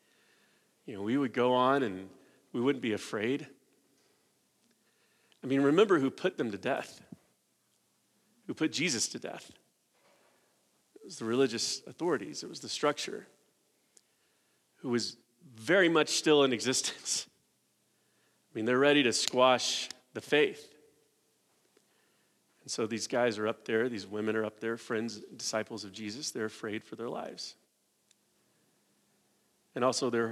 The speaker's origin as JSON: {"language": "English", "country": "United States", "said": "us as American evangelicals"}